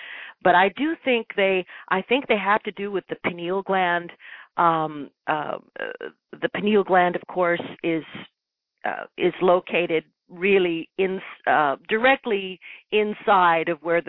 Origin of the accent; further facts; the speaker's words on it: Ireland; So I was raised in an although raised as Catholic, being Irish, of course, I was raised also with a complete openness to the unseen world